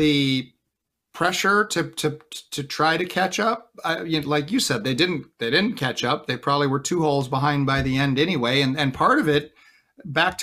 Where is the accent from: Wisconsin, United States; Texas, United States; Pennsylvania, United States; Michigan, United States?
Wisconsin, United States; I grew up in Wisconsin